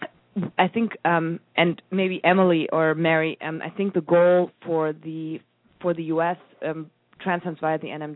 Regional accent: Germany; moved away; I'm from Germany

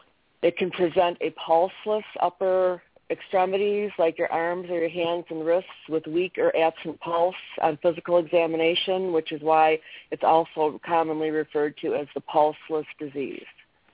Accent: Linden, Michigan, United States; I'm from Linden, Michigan.

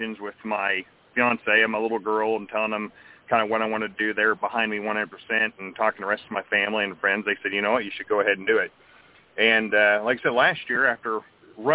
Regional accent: Northeast Missouri, United States; I was born and raised here in Northeast Missouri, and more or less my entire life I've been here

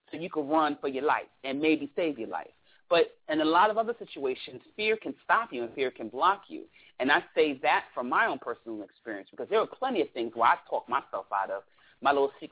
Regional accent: Brooklyn, New York, United States; I'm from Brooklyn.

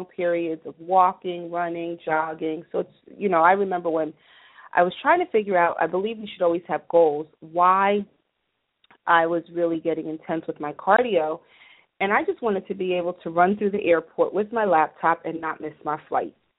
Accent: New Jersey, United States; I'm from Jersey, so we are big house music fans

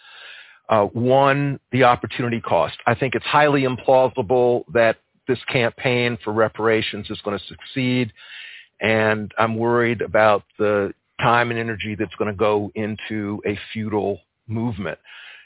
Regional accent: Columbia, South Carolina, United States; I'm from South Carolina too. I was born in 1954 in Columbia, South Carolina

